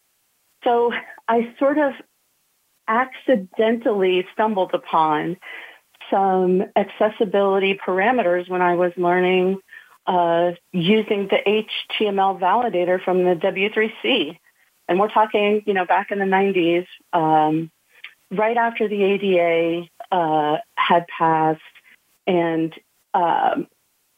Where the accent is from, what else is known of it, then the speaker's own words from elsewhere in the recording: Connecticut, United States; moved away as an adult; also born or lived in Georgia; I grew up in the Northeast. I was born in Connecticut, which was a wonderful place to grow up